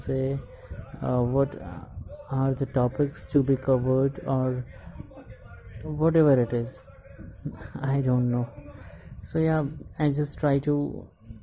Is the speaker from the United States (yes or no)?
no; India; I am from India